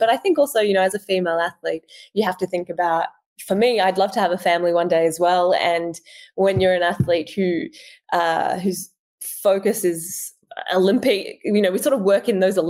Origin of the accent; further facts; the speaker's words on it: France; born there; knowing, I guess, that I was born in France is really special.